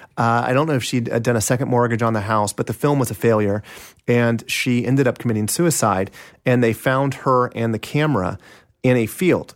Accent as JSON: {"language": "English", "town": "Kansas City", "region": "Kansas", "country": "United States", "tie": "born or raised there"}